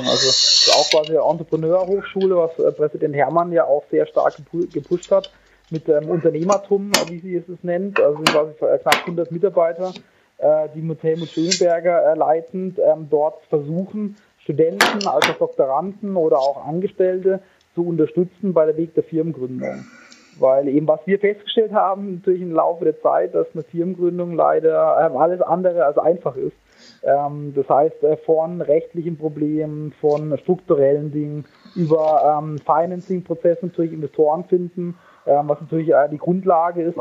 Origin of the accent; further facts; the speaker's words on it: Karlsruhe, Baden-Württemberg, Germany; moved away as an adult; also born or lived in San Diego; now in Munich, Germany; Ich äh, komme gebürtig aus Karlsruhe